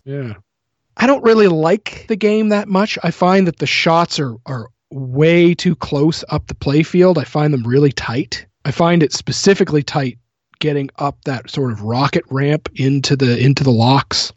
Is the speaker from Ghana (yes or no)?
no; New Brunswick, Canada; I live in a very small uh, hometown in New Brunswick